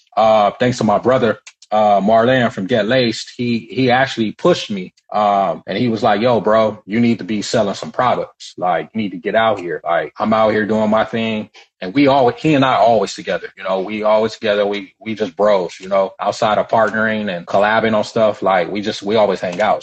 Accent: United States; I was born here, man. I'm a native here, but uh, both my parents are Nigeria from Nigeria

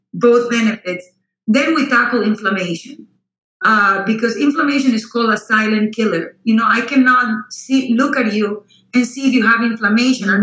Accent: Costa Rica; English is a second language; also born or lived in Austin, Texas / Miami, Florida / Houston, Texas; now in United States; I was born and raised in Costa Rica, so that explains the accent.

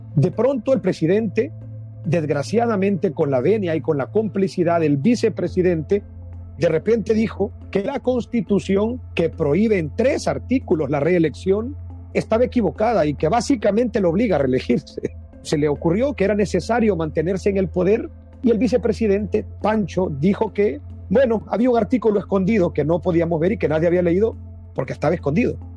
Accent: El Salvador; los salvadoreños, mis compatriotas

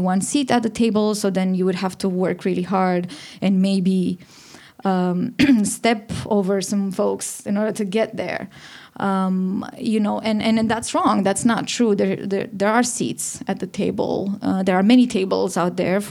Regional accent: Romania; moved away; I'm from Romania and I'm the founder of She Said So.

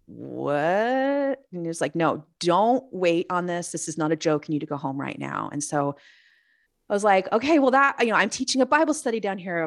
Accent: Los Angeles, California, United States; also born or lived in Missouri / North San Diego County, California; now in San Diego, United States; I lived, I grew up in San, in, um, Los Angeles

